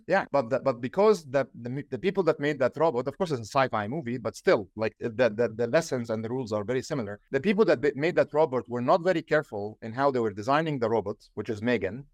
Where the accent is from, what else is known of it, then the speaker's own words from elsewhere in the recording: Egypt; now in Silicon Valley, United States; I'm from Egypt